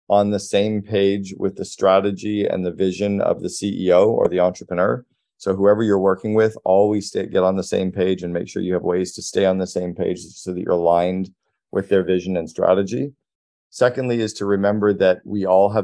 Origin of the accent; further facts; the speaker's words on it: Sudbury, Ontario, Canada; moved away; also born or lived in Toronto; I grew up in Sudbury, so I know the market really well